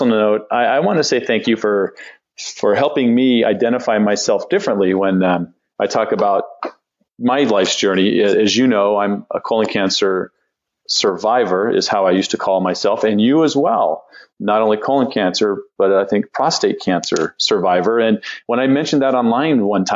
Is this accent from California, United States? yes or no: yes; San Diego, California, United States; I grew up in San Diego myself